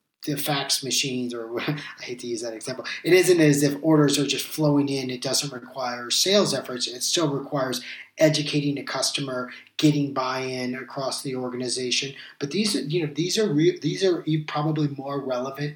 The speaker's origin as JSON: {"language": "English", "country": "United States", "said": "as an American"}